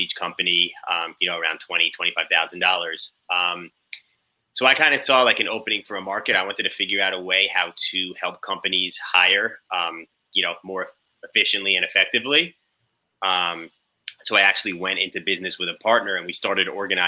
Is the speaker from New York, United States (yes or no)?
yes; Long Island, New York, United States; also born or lived in Indiana; I grew up in New York, Long Island